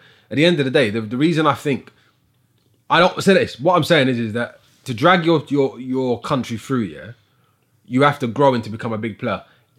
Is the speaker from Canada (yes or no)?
no; United Kingdom; I'm British and I live here